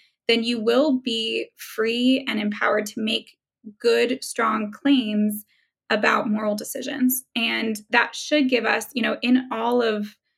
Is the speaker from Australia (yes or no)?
no; Germany; born there; I can't be president either. I was born in Germany.